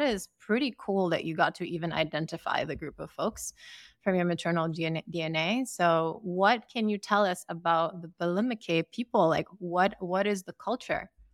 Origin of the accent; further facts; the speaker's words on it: Sierra Leone; moved away as an adult; now in United States; I am from West Africa. I grew up in Sierra Leone, and I moved to the U S for university